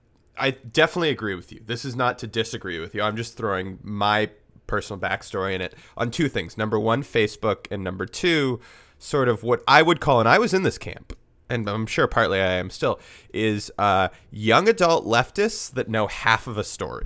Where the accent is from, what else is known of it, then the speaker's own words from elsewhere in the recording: Vancouver, British Columbia, Canada; We grew up in Vancouver